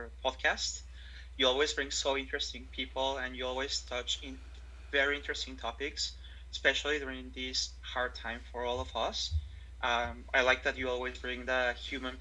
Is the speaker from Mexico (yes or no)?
yes; Mexico; moved away as an adult; also born or lived in Toronto, Canada; now in Vancouver, Canada; I'm originally from Mexico and our holiday will be always going to the sea